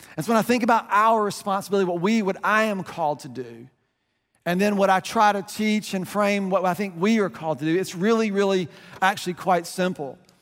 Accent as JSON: {"language": "English", "country": "United States", "said": "we're American"}